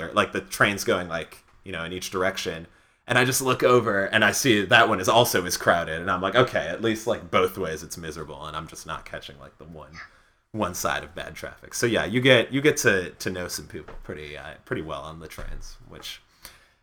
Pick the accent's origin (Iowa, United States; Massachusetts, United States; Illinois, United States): Illinois, United States; Skokie; growing up in Skokie